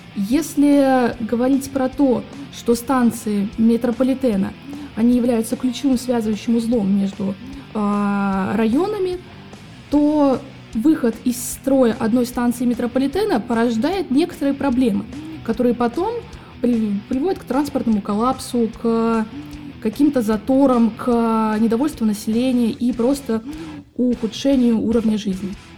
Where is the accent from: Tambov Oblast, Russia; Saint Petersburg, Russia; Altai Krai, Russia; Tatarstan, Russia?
Saint Petersburg, Russia; я, наверное, в детстве, как и все петербуржцы